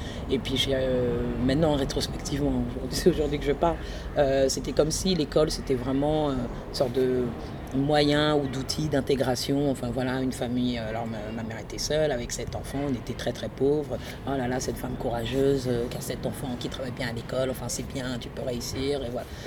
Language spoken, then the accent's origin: French; France; born there; Je suis née en France, euh, je suis née dans une famille ivoirienne euh, très traditionnelle, on est musulmans.